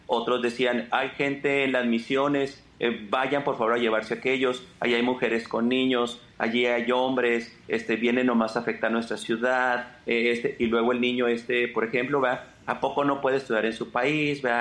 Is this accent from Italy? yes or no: no; Mexico; somos mexicanos, estamos en una frontera.